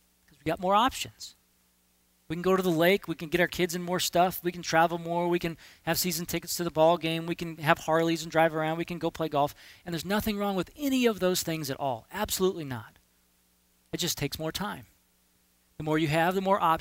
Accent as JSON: {"language": "English", "country": "United States", "said": "I'm an American. I live in this culture too"}